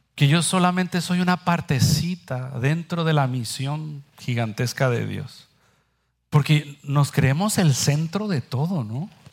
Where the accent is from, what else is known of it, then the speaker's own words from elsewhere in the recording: northern Mexico, Mexico; accent: Mexican, norteño; now in San Germán, Puerto Rico; marcar más mi acento, mexicano, norteño